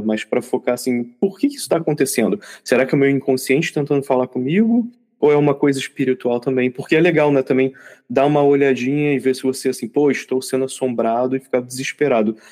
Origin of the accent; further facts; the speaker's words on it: Rio de Janeiro, Brazil; crescendo no Rio de Janeiro